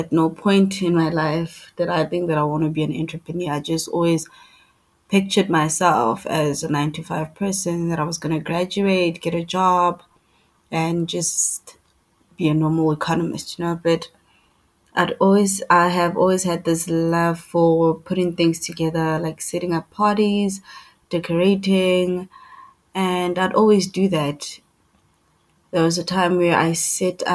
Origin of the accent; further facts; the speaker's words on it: East Rand, Gauteng, South Africa; I'm from the East Rand.